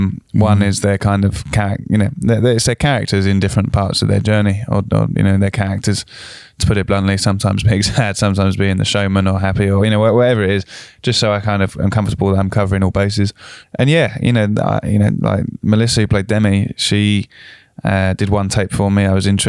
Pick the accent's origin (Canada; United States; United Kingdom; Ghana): United Kingdom; South of England; as me being a Southerner or any Southern listeners sometimes can paint the North with one brush.